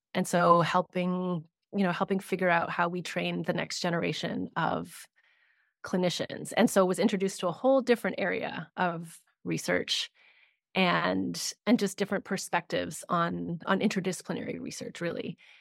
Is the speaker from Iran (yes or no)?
no; Canada; I am based in Canada, I'm Canadian